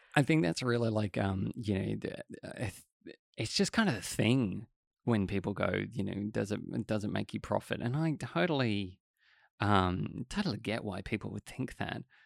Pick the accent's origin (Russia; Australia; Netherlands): Australia; it's the same in Australia because, you know, English is our, l, our language